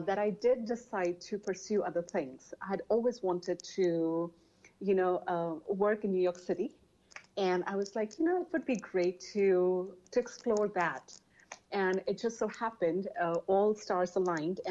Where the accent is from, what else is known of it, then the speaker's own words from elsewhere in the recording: India; English is a second language; moved away as an adult; also born or lived in United States; I was born and raised in India.